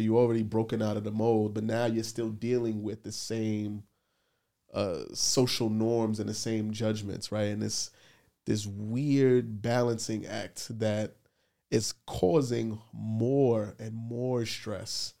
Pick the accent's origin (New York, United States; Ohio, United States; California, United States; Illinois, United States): New York, United States; New York City; I grew up in the Bronx